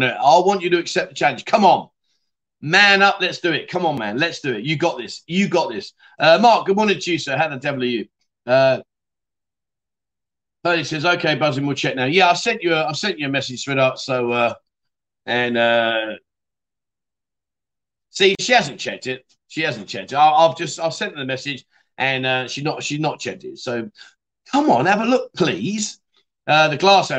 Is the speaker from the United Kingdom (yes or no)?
yes; London, United Kingdom; moved away as an adult; now in Pattaya, Thailand; I'm from London.